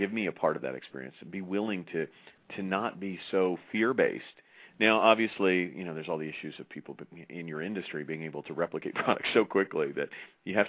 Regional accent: United States; I'm from the United States

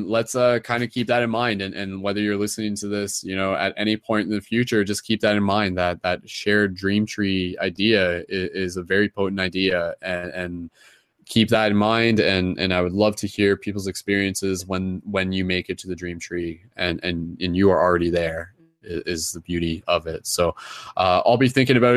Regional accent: Canada; accent: Canadian; my Canadian accent

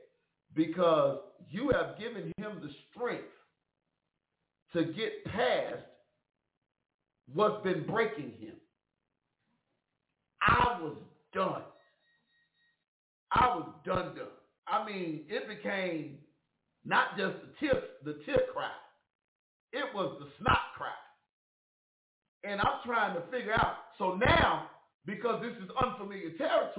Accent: Chicago, Illinois, United States; I said, Chicago

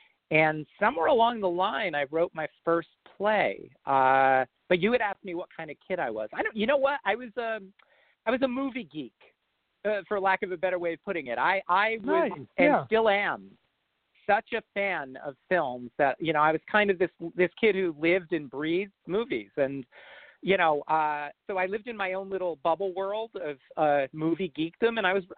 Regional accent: New Jersey, United States; I grew up in North Jersey and, you know, pretty much in suburbia.

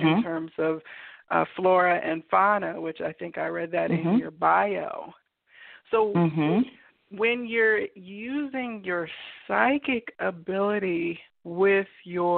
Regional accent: Kansas, United States; I'm from Kansas, from a farming family background.

